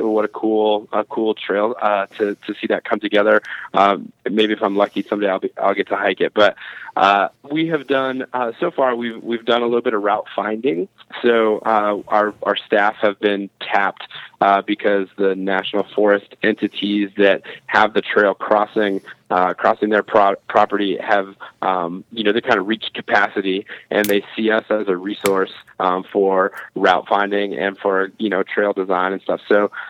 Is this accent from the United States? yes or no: yes; Colorado Springs, Colorado, United States; now in Montana, United States; I'm from the Springs. I'm from Colorado Springs.